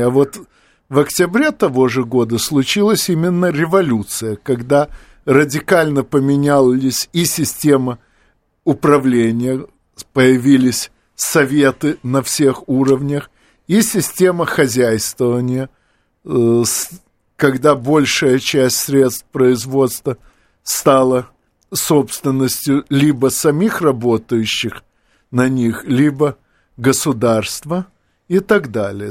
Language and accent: Russian; Odesa, Odesa Oblast, Ukraine; Оба, как и я, из Одессы